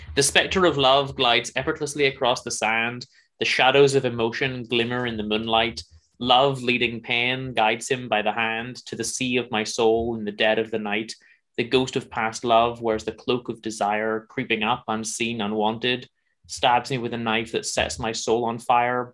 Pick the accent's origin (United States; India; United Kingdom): United Kingdom; Northern Ireland; I'm from Northern Ireland